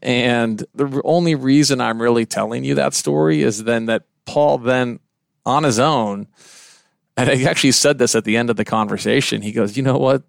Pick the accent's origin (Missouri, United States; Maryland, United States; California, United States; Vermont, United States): Missouri, United States; Kansas City; moved away; I'm originally from Kansas City